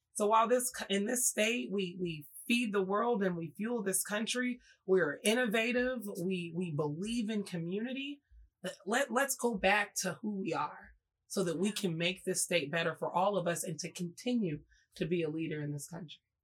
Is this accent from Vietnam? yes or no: no; Oklahoma, United States; moved away as an adult; also born or lived in Jackson, Mississippi; I went to high school and middle school in Oklahoma